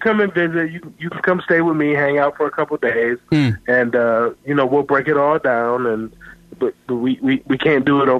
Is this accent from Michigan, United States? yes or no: yes; Detroit, Michigan, United States; we from Detroit. we the murder capital.